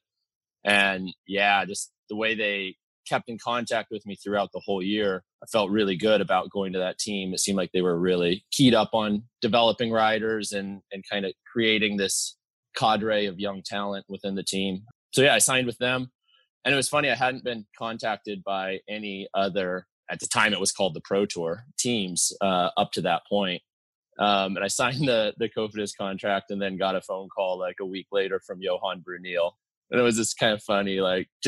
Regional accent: United States; It's right up in the Cascade Mountains. So, I mean, I grew up like hiking and mountain climbing with my dad a lot too.

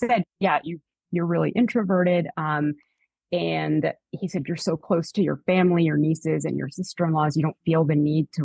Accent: Canada; moved away; also born or lived in New York; I'm from Canada.

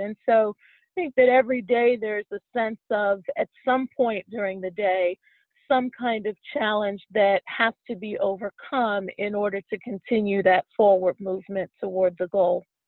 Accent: Pittsburgh, Pennsylvania, United States; moved away as an adult; also born or lived in Washington D.C. area; now in Washington D.C., United States; I was raised in Pittsburgh

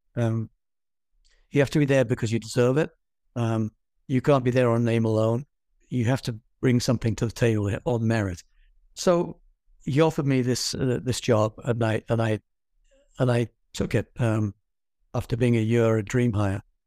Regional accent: England, United Kingdom; moved away; I'm an English person

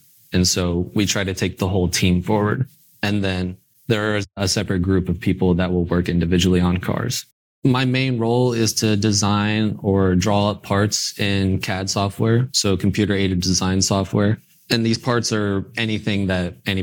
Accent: Indiana, United States; growing up in Indiana

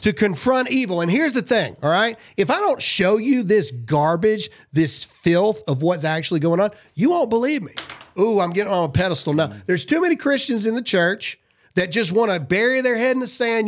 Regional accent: Mississippi, United States; I'm from Mississippi

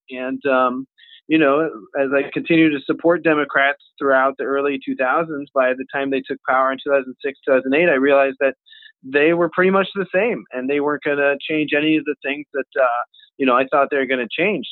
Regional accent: Bexley, Ohio, United States; here in my hometown, Bexley, Ohio

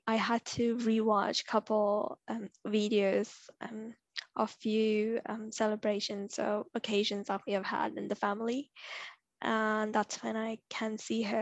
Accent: India; now in Toronto, Canada; Growing up in India is such a tough experience as a girl

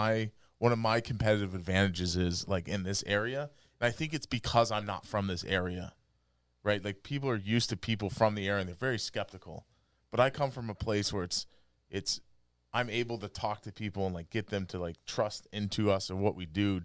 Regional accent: Montana, United States; born or raised there

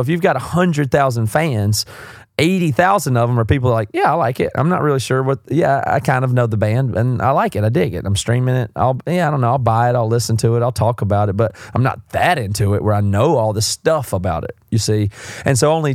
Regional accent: South Carolina, United States; accent: southern; I'm from South Carolina. I've got a southern accent.

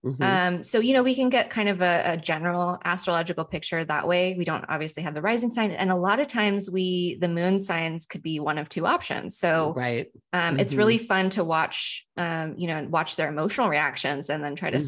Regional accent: United States; as an American

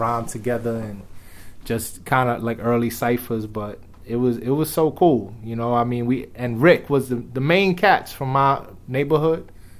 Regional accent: New York City, New York, United States; growing up in the Bronx, the stuff that I was able to see hip-hop-wise was just so invaluable.

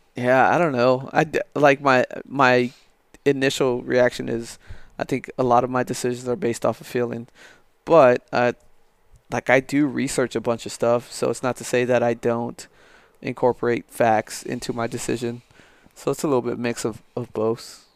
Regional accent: El Paso, Texas, United States; moved away as an adult; now in San Angelo, United States; me growing up in, in El Paso

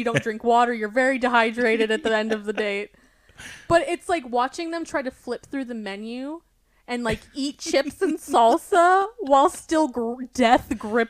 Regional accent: Arkansas, United States; well, we are from Arkansas.

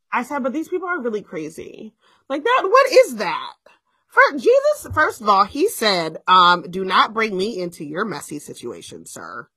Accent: New Jersey, United States; well, in Jersey

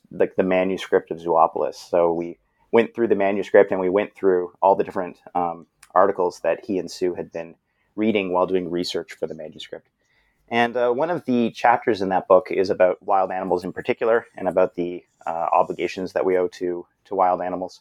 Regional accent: Brampton, Ontario, Canada; I'm a Canadian fellow, grew up in Brampton, which is a suburban city not too far from Toronto.

